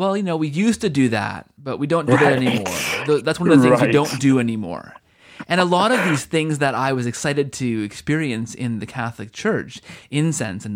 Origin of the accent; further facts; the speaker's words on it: Canada; I'm from Canada